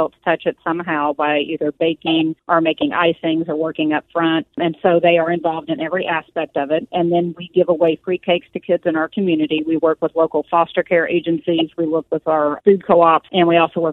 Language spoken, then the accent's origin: English; Missouri, United States; moved away; Originally, we're from Missouri, so I had a lady there who really poured into me and let me come in and volunteer for her